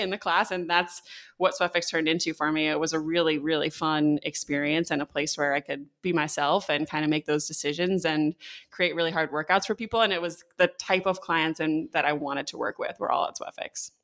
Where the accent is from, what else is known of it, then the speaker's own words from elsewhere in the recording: Connecticut, United States; I grew up in Connecticut